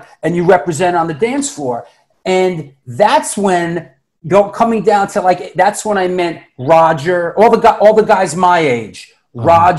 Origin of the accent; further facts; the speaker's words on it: New York City, New York, United States; also born or lived in Boston, Massachusetts; I'm born in Queens, New York. You know, I grew up in Queens, Manhattan, and the Bronx. And then at 18, I went to Boston to go to college at Emerson College to study acting.